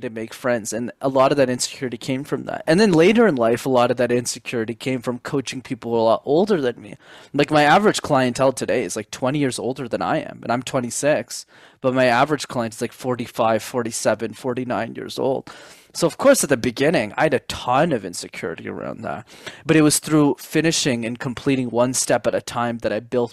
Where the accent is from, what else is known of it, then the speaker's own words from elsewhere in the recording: Montreal, Quebec, Canada; I grew up in Montreal, Canada, where I'm based.